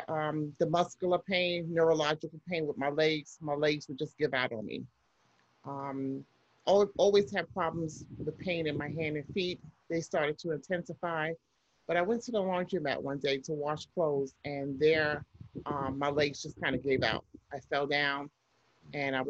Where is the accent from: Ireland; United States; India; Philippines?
United States; Pennsylvania; also born or lived in New York; I had to commute back to Pennsylvania, to my hometown